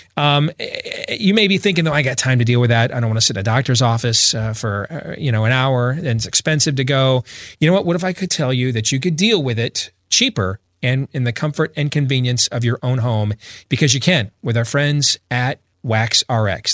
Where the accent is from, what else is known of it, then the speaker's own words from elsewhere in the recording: Iowa, United States; my home state of Iowa